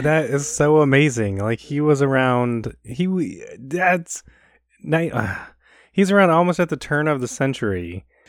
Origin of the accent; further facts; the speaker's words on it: Chicago, Illinois, United States; growing up in Chicago